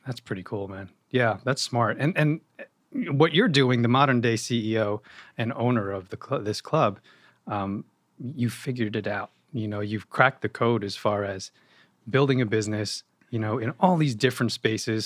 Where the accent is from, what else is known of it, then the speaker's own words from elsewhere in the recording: Yonkers, New York, United States; moved away as an adult; now in New Jersey, United States; I was born and raised in Yonkers